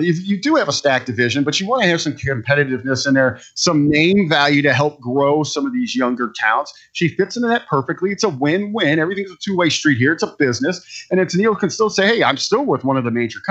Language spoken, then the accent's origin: English; Cincinnati, Ohio, United States; now in Northern Ohio, United States; I'm born and raised in Cincinnati